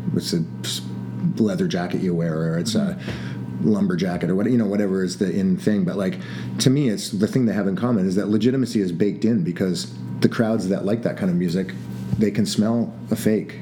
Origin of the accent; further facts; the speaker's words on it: Toronto, Ontario, Canada; We're from Toronto